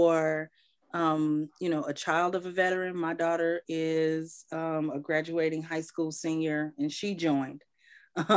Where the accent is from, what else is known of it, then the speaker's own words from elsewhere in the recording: Chicago, Illinois, United States; moved away as an adult; I'm from Chicago, but I came back home